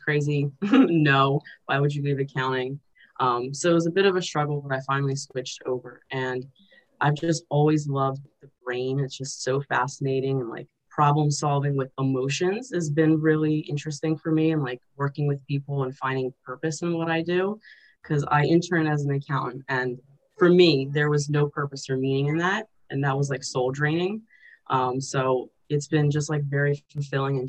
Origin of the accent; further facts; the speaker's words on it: Azerbaijan; moved away; I'm an immigrant or refugee, and like especially I'm from Azerbaijan, the former Soviet Union, so I speak Russian.